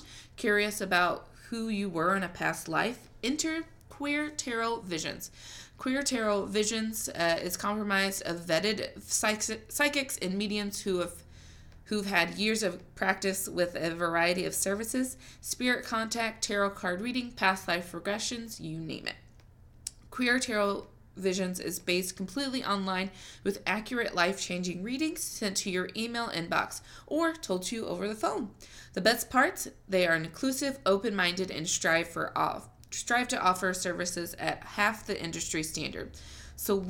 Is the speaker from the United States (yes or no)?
yes; Missouri, United States; I'm from Missouri